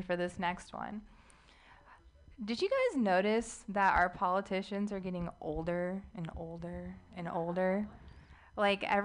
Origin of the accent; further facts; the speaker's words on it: United States; I'm an Arab American, not by choice